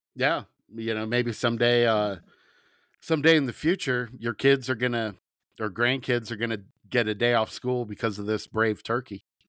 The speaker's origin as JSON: {"language": "English", "region": "Southern Ohio", "country": "United States", "said": "I'm from Southern Ohio"}